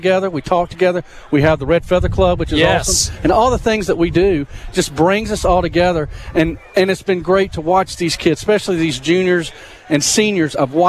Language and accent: English; Carrollton, Georgia, United States; moved away as an adult; also born or lived in Alabama; I'm actually from Carrollton, Georgia, but I brought my family here back in 2016.